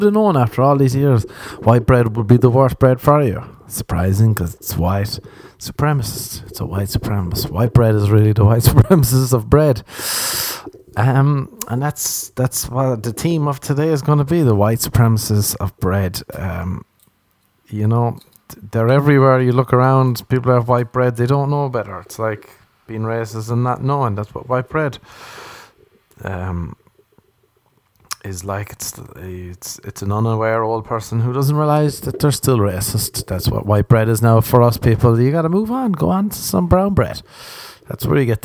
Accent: Ireland; I grew up in Ireland

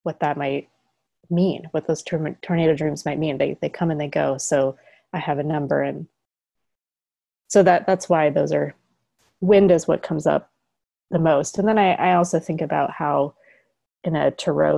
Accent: Colorado, United States; I come from Colorado where there are very strong winds, especially in the spring.

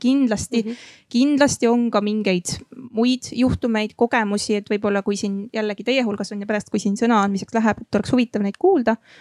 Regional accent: Järva County, Estonia; mina olen ise Järvamaalt pärit

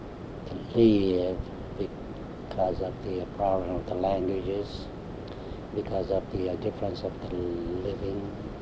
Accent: Seoul, South Korea; English is a second language; moved away as an adult; now in St. Louis, United States; I was born in Korea in 1929.

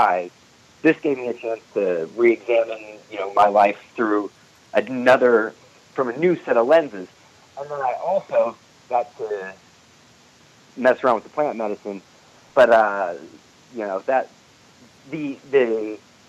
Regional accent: St. Louis, Missouri, United States; I have friends that I grew up with in St. Louis

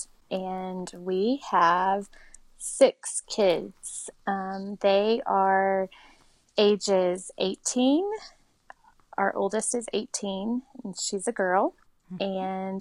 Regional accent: South Carolina, United States; moved away; also born or lived in New Orleans; my family in South Carolina. That's where I grew up.

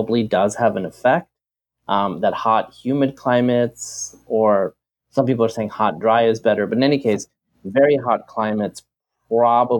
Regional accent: Bangladesh; moved away; I was born in Bangladesh

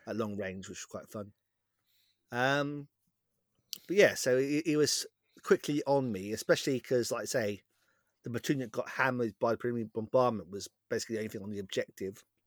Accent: West Country, South West England, United Kingdom; accent: West Country; My West Country accent's

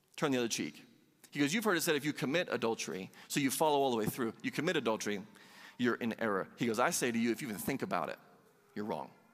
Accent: Southeast, United States; I grew up in the Southeast

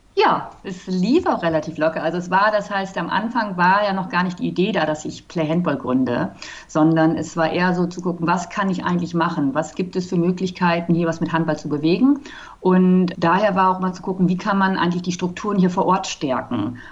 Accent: Germany; now in Cape Town, South Africa; Also ich selber bin ja aus Deutschland, ich wohne in Kapstadt

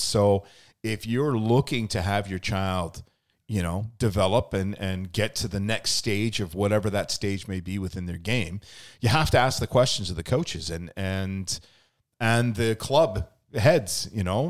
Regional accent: Lower Mainland, British Columbia, Canada; moved away as an adult; also born or lived in Edmonton, Alberta; now in Okanagan, Canada; I'm originally from the Lower Mainland, ended up moving to Eb, Edmonton for almost ten years.

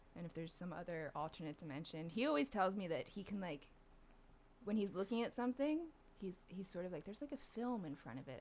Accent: outside Philadelphia, Pennsylvania, United States; I grew up right outside Philly

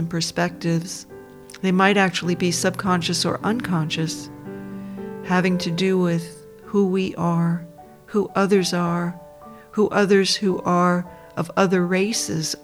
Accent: Dobbs Ferry, New York, United States; now in Australia; I was born in the United States, in a suburb of New York, a middle-class suburb for the most part, called Dobbs Ferry, on the shores of the Hudson River

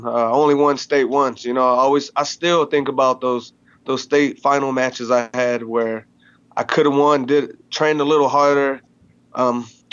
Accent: South Haven, Michigan, United States; I'm originally from South Haven, Michigan

